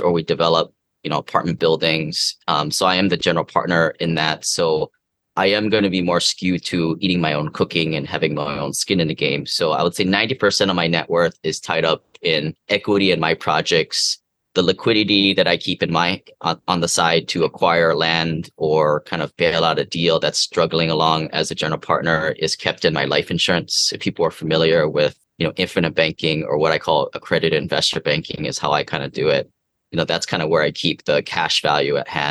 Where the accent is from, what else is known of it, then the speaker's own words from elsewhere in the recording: Seattle, Washington, United States; now in Hawaii, United States; I was from Seattle, now living here in Hawaii